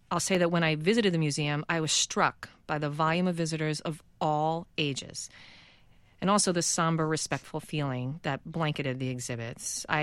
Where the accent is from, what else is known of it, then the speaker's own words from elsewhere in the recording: New York City, New York, United States; me growing up in Queens, just outside of New York City.